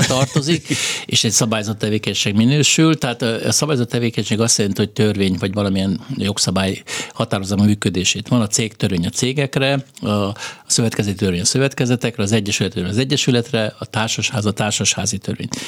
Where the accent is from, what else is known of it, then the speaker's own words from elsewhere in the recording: Hungary; mi magyarok vagyunk